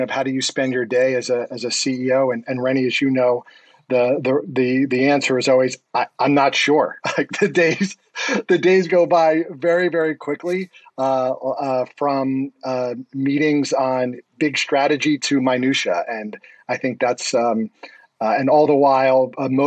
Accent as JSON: {"language": "English", "town": "Scarsdale", "region": "New York", "country": "United States", "tie": "born or raised there", "also_born_or_lived": "Rye, New York", "said": "I grew up in New York in Rye and then Scarsdale"}